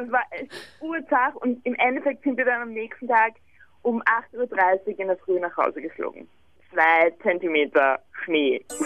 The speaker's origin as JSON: {"language": "German", "region": "Vienna", "country": "Austria", "said": "Bei uns in Wien"}